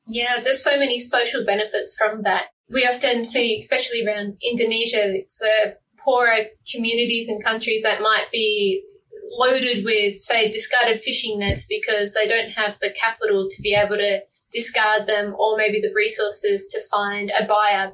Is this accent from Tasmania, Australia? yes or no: yes; Tasmania, Australia; moved away as an adult; now in Seattle, United States; I'm from Tasmania, so you know, I like my small towns